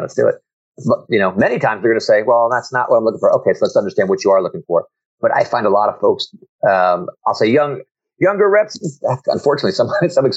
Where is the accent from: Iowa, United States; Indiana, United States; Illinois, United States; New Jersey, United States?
New Jersey, United States; now in Virginia, United States; I'm from New Jersey, but I'm now in Virginia.